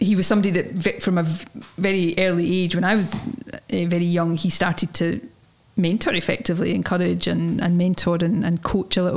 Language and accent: English; Ayrshire, Scotland, United Kingdom; It's a housing estate not far from where I grew up in Ayrshire